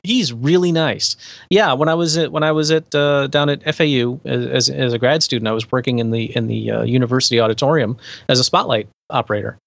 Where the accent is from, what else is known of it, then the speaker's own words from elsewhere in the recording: West Palm Beach, Florida, United States; I'm from West Palm Beach, which is adjacent to Palm Beach